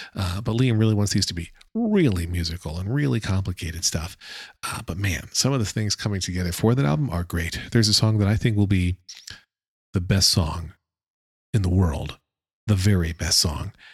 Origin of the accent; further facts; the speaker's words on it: United States; accent: American English; my American English accent